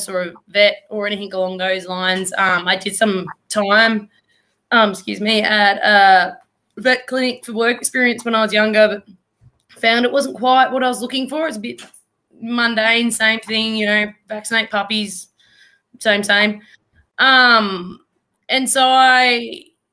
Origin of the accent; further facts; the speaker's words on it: Traralgon, Victoria, Australia; I'm originally from Gippsland down in Traralgon. Grew up down there